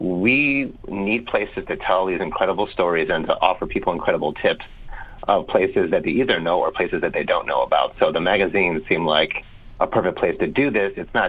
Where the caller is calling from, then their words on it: San Francisco, California, United States; From San Francisco, California.